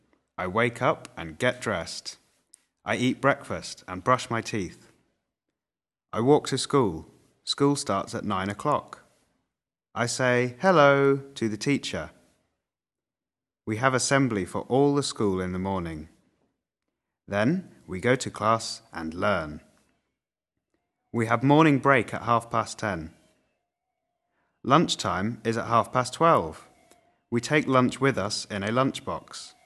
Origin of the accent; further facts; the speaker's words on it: Manchester, North West England, United Kingdom; I'm English. I come from Manchester in England.